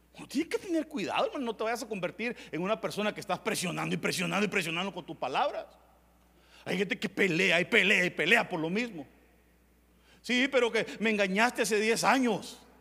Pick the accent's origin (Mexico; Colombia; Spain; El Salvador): El Salvador; Tepecoyo, La Libertad; yo vengo de un pueblo que es en agua, se llama Tepecoyo